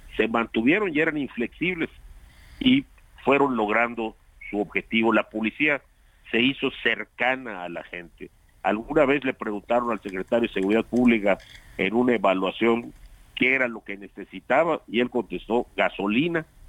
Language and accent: Spanish; Yucatán, Mexico; hablo como yucateco